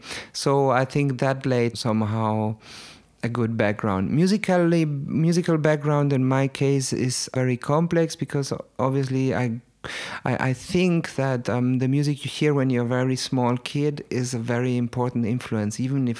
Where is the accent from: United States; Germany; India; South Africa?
Germany; Baden-Württemberg; also born or lived in Chile; I grew up in Germany already as a small kid.